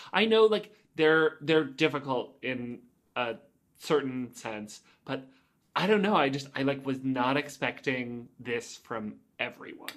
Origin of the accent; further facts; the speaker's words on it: Oakville, Ontario, Canada; I grew up in Oakville and that was where headquarters was